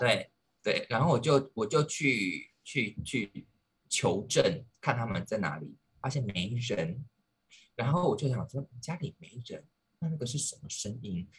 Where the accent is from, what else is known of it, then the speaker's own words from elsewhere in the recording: Penghu County, Taiwan; 我是澎湖人嘛，然后嗯。我爸爸是军人，所以我们从小住的地方就是离军营很近